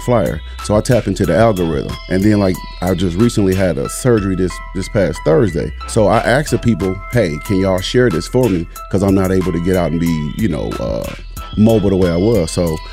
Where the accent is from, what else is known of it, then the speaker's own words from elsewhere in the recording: Milwaukee, Wisconsin, United States; now in Madison, United States; I didn't grow up here. I'm originally from Milwaukee.